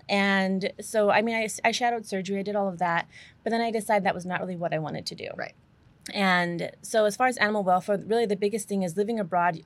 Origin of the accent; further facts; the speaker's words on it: Albuquerque, New Mexico, United States; I'm from Albuquerque, New Mexico.